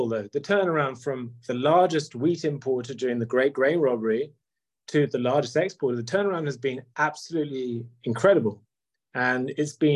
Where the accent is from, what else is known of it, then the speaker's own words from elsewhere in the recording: United Kingdom; And I'm British